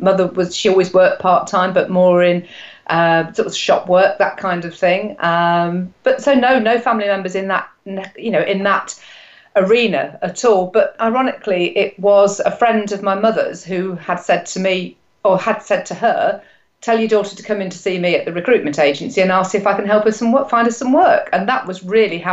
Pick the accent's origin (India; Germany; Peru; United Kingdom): United Kingdom; Nottingham, East Midlands; I am from Nottingham, but that's Nottingham, England, because I know there's a Nottingham in the States as well. I've been here all my life